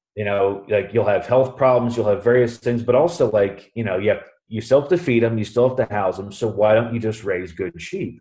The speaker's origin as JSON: {"language": "English", "town": "Columbus", "region": "Ohio", "country": "United States", "tie": "born or raised there", "lives_now": "Mount Vernon, United States", "said": "I'm originally from Columbus, Ohio, and I now live in Mount Vernon, Ohio, with my wife Katie. Um, originally, we you know we both actually grew up in Columbus."}